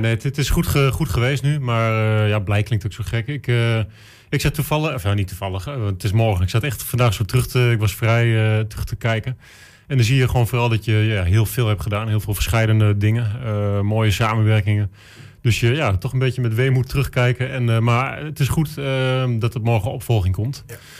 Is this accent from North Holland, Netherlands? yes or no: no; Enschede, Overijssel, Netherlands; ik ben een Enschedeër